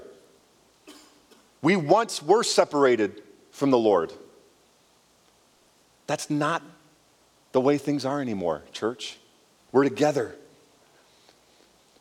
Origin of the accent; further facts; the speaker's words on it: Canada; growing up in Canada, I had friends who were Indians